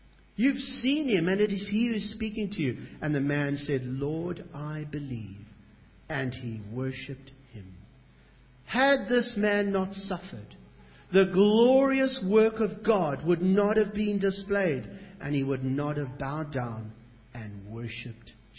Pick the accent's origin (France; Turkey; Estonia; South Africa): South Africa; now in Australia; I'm a South African